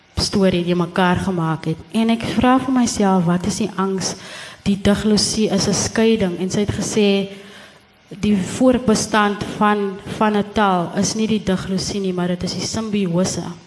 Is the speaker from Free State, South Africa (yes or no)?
no; Gansbaai, Western Cape, South Africa; moved away; ek het die hele tyd gedink ek is van Gansbaai